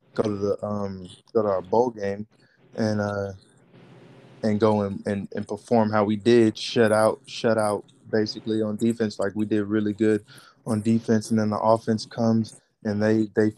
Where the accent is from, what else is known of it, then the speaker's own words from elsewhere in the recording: Houston, Texas, United States; my hometown, Houston.